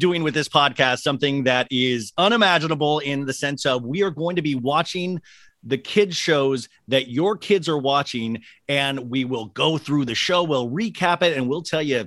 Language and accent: English; Kansas, United States; I grew up in Kansas on a street full of girls.